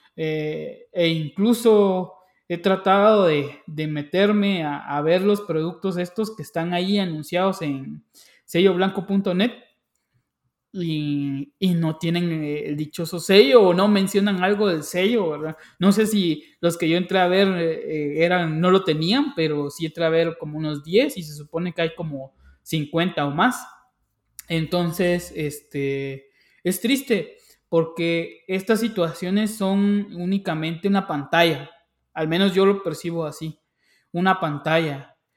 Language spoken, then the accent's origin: Spanish; Guatemala; yo como guatemalteco